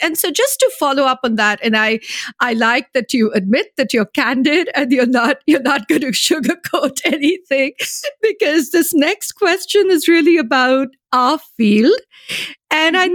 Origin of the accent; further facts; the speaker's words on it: India; moved away; I'm originally from India